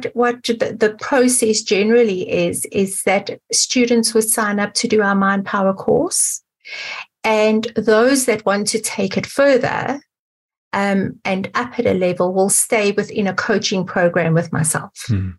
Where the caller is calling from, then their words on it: Johannesburg, Gauteng, South Africa; So I'm calling from Johannesburg in South Africa.